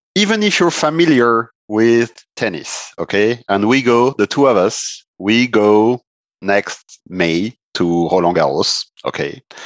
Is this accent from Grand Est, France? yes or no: yes; Strasbourg, Grand Est, France; also born or lived in Italy; Strasbourg, my hometown